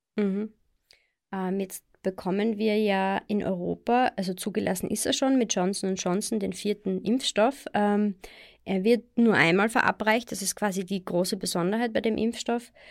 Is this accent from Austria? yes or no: yes; Austria; bei uns in Österreich